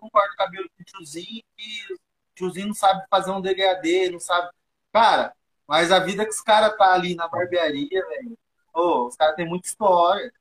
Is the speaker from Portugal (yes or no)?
no; Brazil; eu nasci cresci aqui no bairro, no Eldorado